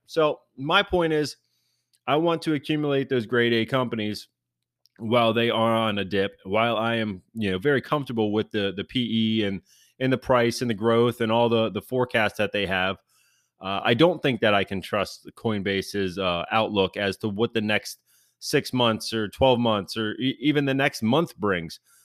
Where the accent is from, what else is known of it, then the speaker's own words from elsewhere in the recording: Maryland, United States; my home state of Maryland